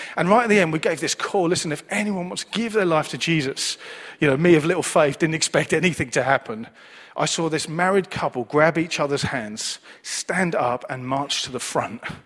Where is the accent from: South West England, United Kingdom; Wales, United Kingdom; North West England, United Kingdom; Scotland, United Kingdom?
North West England, United Kingdom; Manchester; I was born and raised in Manchester, as you can tell by my accent